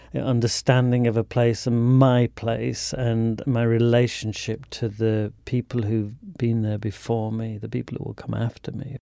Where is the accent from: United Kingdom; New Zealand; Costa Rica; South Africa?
United Kingdom; Leeds, Yorkshire and the Humber; I grew up on the outskirts of Leeds, which is a big city in the north of England.